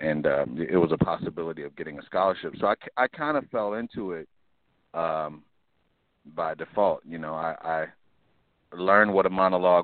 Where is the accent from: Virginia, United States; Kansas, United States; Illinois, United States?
Illinois, United States; Chicago; also born or lived in Los Angeles; I'm from Chicago. I grew up on the south side of Chicago